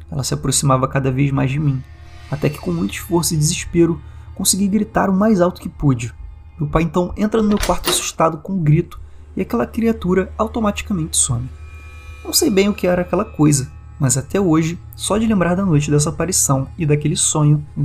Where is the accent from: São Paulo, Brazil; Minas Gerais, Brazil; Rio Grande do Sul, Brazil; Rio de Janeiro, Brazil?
Rio de Janeiro, Brazil; inclusive bem longe de onde eu tô, né, porque eu sou do Rio de Janeiro